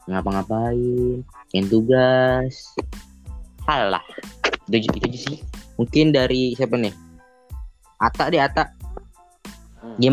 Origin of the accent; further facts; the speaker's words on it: Yogyakarta, Special Region of Yogyakarta, Indonesia; gue mau pulang kampung kan kampung gue di Jogja nih